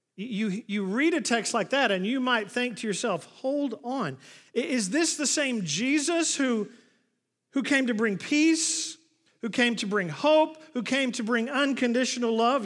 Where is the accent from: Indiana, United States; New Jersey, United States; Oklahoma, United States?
Oklahoma, United States; moved away; I grew up in Oklahoma